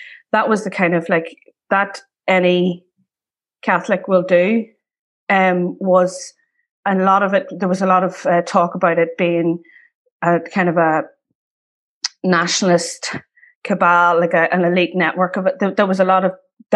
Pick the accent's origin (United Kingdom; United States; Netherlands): United Kingdom; South Armagh, Northern Ireland; also born or lived in Ballymun, Dublin; I grew up in around South Armagh